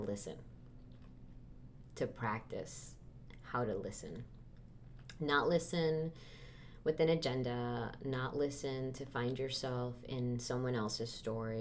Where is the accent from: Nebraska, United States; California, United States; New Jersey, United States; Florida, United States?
Florida, United States; Miami; moved away; also born or lived in East Coast / Midwest; I am from Miami, Florida.